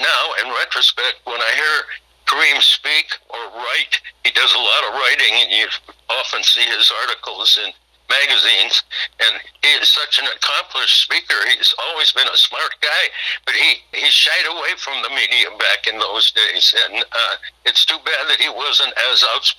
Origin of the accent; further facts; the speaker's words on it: Midwest, United States; well, I'm from the Midwest, and I've been on the West Coast on the ship and seen a lot of the world.